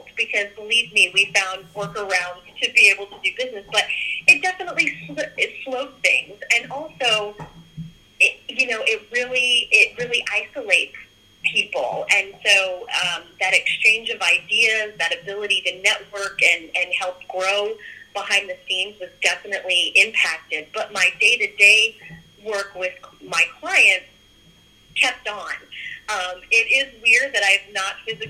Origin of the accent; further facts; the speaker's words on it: Cheyenne, Wyoming, United States; moved away; I was born and raised there. So, I grew up in Cheyenne.